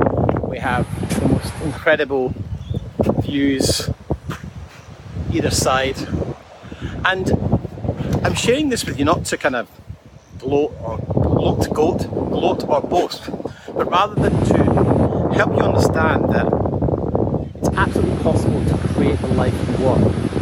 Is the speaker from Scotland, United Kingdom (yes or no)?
yes; Scotland, United Kingdom; And I can tell you, so as someone growing up in Scotland, where the weather wasn't great all the time, this is sensational.